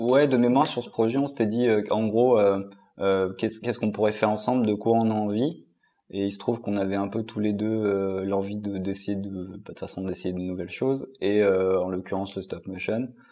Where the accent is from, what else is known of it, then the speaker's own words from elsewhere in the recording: Lyon, Auvergne-Rhône-Alpes, France; on est quand même à Lyon. Enfin, on est de Lyon, la ville un peu de guignol